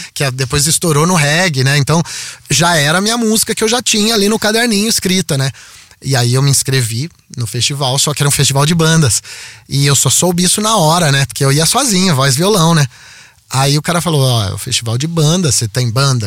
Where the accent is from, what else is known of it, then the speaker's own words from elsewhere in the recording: Piracicaba, São Paulo, Brazil; eu nasci em São Paulo e, e com um ano eu fui para Piracicaba